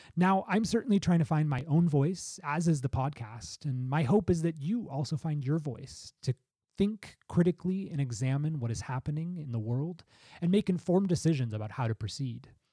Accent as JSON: {"language": "English", "country": "United States", "said": "the United States, my home country"}